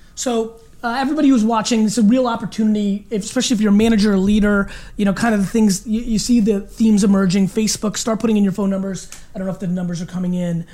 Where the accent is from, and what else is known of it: Belarus; born or raised there; moved away